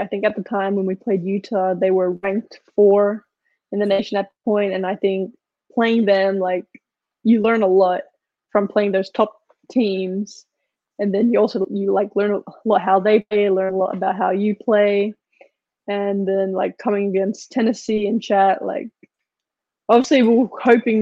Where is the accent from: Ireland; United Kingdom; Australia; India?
Australia; moved away as an adult; now in United States